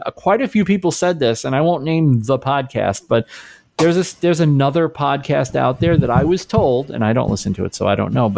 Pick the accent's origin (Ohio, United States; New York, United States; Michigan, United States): New York, United States; New York City; I grew up in New York. I've told this a million times, but I grew up in New York City